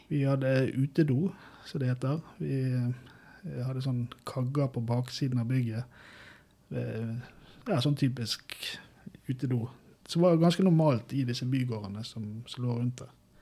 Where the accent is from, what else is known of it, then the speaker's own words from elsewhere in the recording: Bergen, Vestland, Norway; moved away as an adult; now in Brumunddal, Norway; jeg vokste opp da med, i Bergen